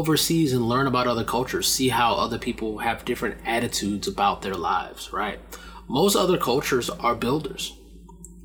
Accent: United States; as an American

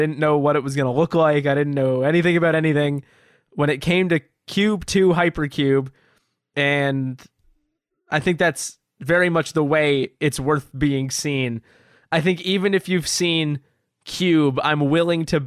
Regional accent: Canada; we're Canadian

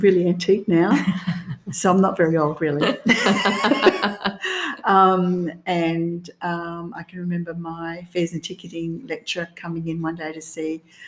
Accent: Albany, Western Australia, Australia; I was born and raised in Albany

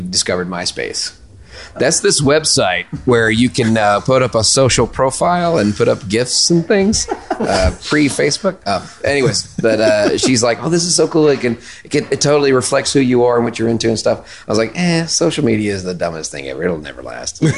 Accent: Memphis, Tennessee, United States; accent: southern; I'm from Memphis

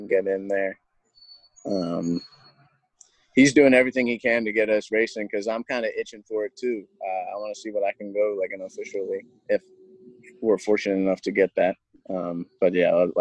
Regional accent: Baltimore, Maryland, United States; moved away as an adult; where I come from Baltimore, and I'm super proud about where I come from.

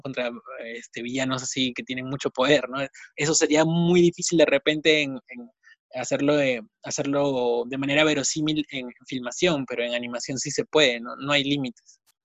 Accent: Piura, Peru; moved away; Yo también soy de regiones, soy, soy de Piura, ¿no? Y tuve que venir acá

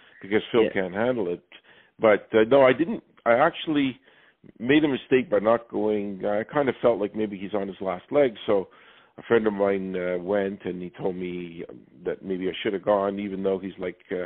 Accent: Montreal, Quebec, Canada; I'm from Montreal, Quebec.

